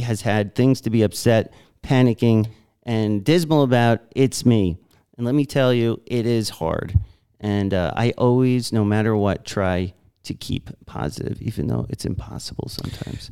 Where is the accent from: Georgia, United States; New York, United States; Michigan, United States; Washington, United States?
New York, United States; I was the last schmuck growing up in New York who s, was still working there